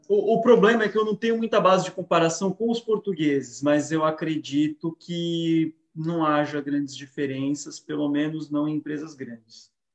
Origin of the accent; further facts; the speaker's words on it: Brazil; moved away; o que nós podemos fazer enquanto brasileiros